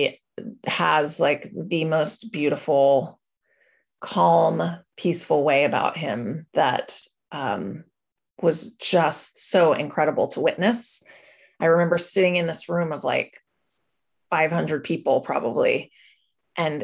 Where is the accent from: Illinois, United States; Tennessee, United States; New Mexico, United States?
New Mexico, United States; Santa Fe; I was born and raised in Santa Fe, New Mexico